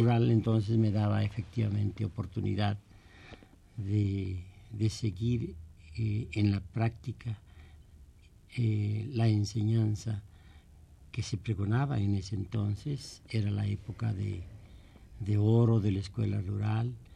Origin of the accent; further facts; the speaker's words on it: San Juan del Río, Querétaro, Mexico; also born or lived in Amealco, Querétaro; casi yo viví más tiempo en esta, en esta ciudad que en mi pueblo natal